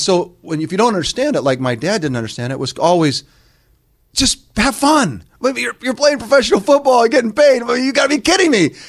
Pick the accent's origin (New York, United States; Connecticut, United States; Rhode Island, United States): Connecticut, United States; Greenwich; moved away as an adult; also born or lived in Utah; I'm just growing up in Greenwich, Connecticut.